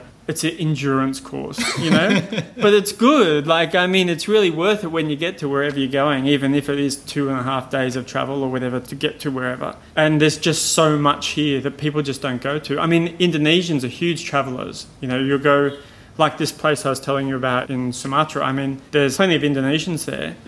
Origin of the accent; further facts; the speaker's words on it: Australia; moved away; I'm an Australian